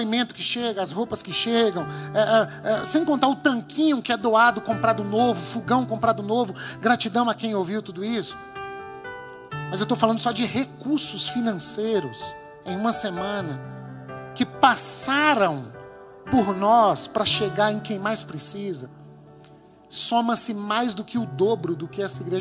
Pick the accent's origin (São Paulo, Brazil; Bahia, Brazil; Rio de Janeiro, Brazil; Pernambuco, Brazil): Bahia, Brazil; nós é que somos da Bahia, é o nosso povo, é a nossa cidade, é o nosso entorno.